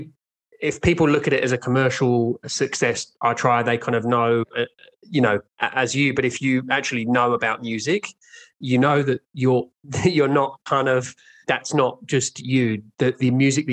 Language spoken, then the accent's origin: English; Brighton, South East England, United Kingdom; I'm from Brighton in the UK